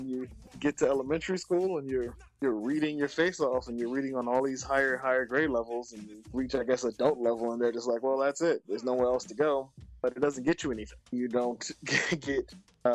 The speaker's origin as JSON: {"language": "English", "town": "New York City", "region": "New York", "country": "United States", "tie": "born or raised there", "said": "as a New Yorker growing up in Brooklyn, we go to DOE schools"}